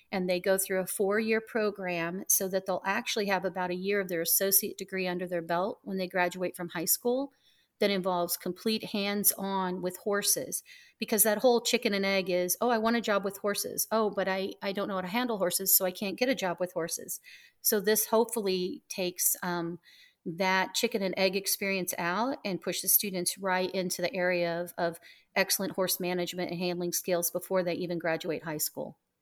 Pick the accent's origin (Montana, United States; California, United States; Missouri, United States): Missouri, United States; Southwest; also born or lived in Miami; now in Ocala, United States; I was from Southwest Missouri